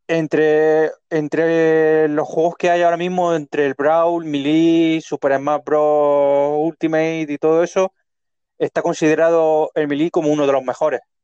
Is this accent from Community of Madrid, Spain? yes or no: no; Leruela, Jaén, Andalusia, Spain; Vengo del mismo pueblo que él, de Leruela